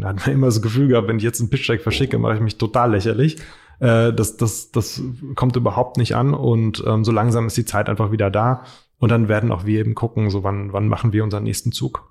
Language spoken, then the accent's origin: German; Frankfurt area, Hesse, Germany; ich komme hier aus der Ecke, Marco kommt hier aus der Ecke ähm, und praktisch wohnen hier schon sehr lange